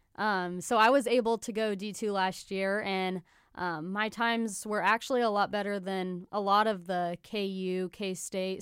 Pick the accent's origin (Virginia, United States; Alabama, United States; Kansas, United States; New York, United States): Kansas, United States; Salina; also born or lived in Gypsum, Kansas; now in Kansas City, United States; I'm from Salina, Kansas.